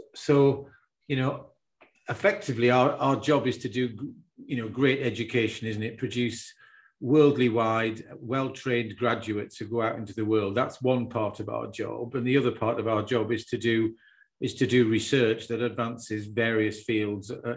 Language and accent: English; the Northeast, North East England, United Kingdom; moved away as an adult; also born or lived in Cambridge; born and bred in the Northeast